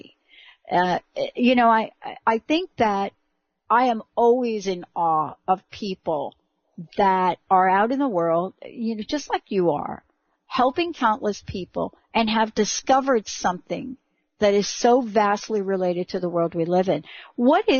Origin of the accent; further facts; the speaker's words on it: New York City, New York, United States; from the Bronx, the home of hip hop and rap music